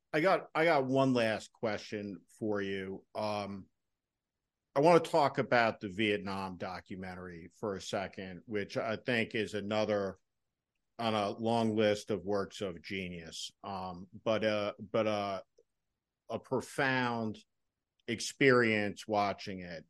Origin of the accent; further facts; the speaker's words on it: New Jersey, United States; Now, I came from New Jersey, a moderate Republican tradition